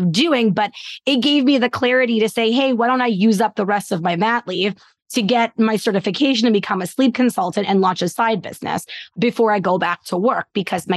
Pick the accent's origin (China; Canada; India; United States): Canada; I am Canadian